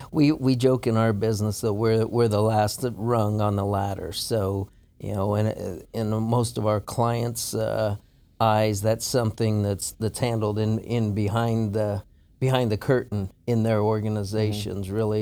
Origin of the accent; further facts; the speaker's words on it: Colorado, United States; moved away as an adult; also born or lived in Omaha, Nebraska; now in Houston, United States; I grew up in Colorado.